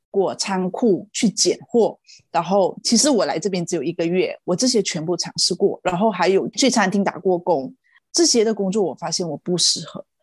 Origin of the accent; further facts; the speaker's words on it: Malaysia; moved away as an adult; also born or lived in Taiwan; now in Ireland; 我是来自马来西亚，然后今年三十三岁